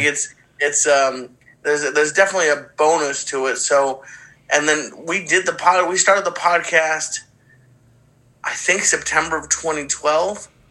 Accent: Boston, Massachusetts, United States; moved away; my hometown of Boston and the, the theater that I grew up going to as a kid

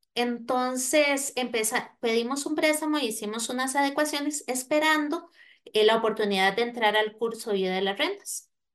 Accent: Costa Rica; moved away; soy de Costa Rica

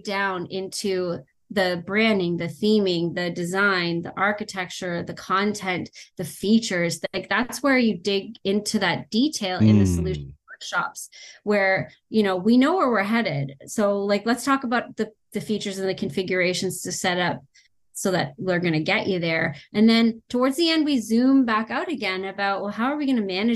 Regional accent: Canada; I'm Canadian

